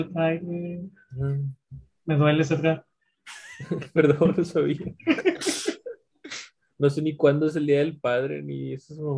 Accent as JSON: {"language": "Spanish", "country": "Mexico", "said": "Son patrimonio de nosotros como mexicanos."}